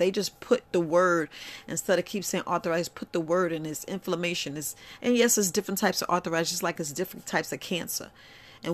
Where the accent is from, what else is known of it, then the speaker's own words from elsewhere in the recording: Bronx, New York, United States; like I was raised in the Bronx, New York, so you don't really hear anybody tell me, oh, I got a garden